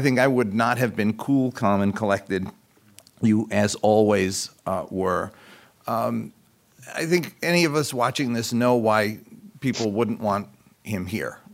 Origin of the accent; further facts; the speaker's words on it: United States; as an American